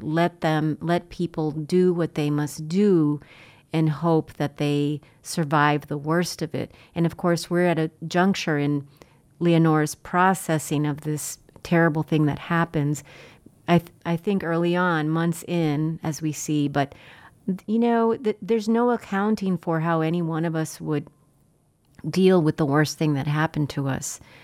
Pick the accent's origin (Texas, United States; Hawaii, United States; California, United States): Texas, United States; Laredo; I grew up in Laredo